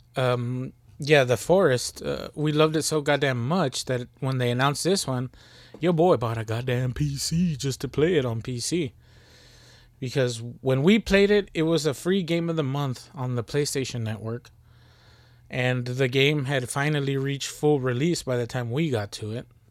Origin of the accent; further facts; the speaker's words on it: Texas, United States; we from Texas